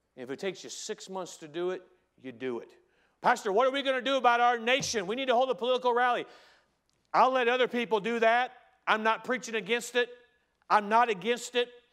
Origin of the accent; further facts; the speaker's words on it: United States; as an American